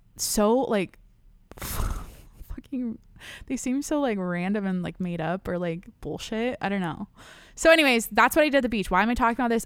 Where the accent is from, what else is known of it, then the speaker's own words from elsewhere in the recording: San Diego, California, United States; I'm from San Diego